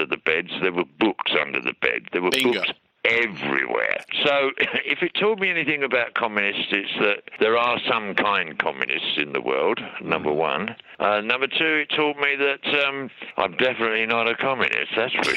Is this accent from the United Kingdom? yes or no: yes; Hatfield, East of England, United Kingdom; moved away as an adult; now in Australia; I was born in Hatfield House, where Queen Elizabeth I found that she was going to be the Queen of England